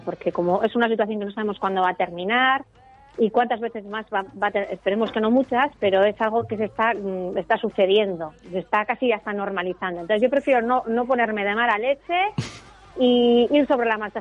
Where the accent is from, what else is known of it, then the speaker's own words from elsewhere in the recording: Ibarra, Gipuzkoa, Basque Country, Spain; yo soy de Ibar, que es un pueblo de Guipúzcoa